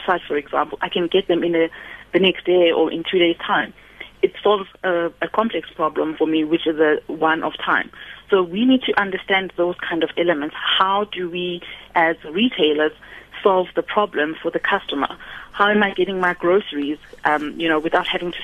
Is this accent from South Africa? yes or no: yes; South Africa